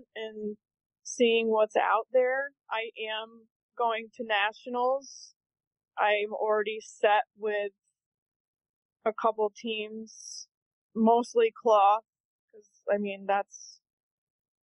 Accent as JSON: {"language": "English", "town": "Averill Park", "region": "New York", "country": "United States", "tie": "born or raised there", "also_born_or_lived": "Wynantskill, New York", "said": "I live in Wenatskill. I grew up in Avril Park. It might be 20 minutes outside of the city of Albany"}